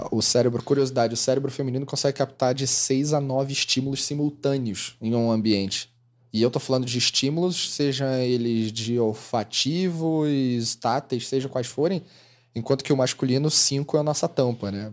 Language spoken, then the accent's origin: Portuguese; Rio de Janeiro, Brazil; Eu sou carioca